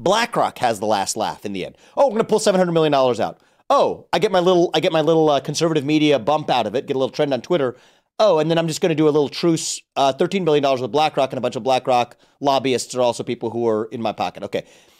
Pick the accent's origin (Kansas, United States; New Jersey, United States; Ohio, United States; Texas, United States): Ohio, United States; I'm from Ohio.